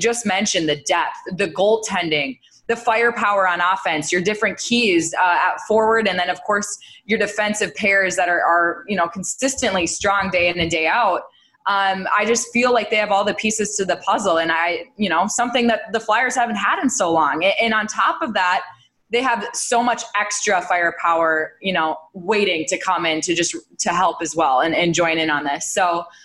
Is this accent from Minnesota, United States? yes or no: yes; Minnesota, United States; I come from Minnesota